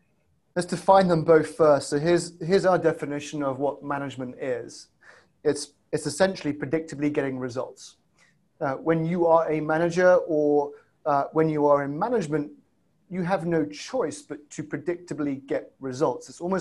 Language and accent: English; England, United Kingdom; accent: south side of Chicago, stroke UK; You might tell that my accent is south side of Chicago, stroke UK.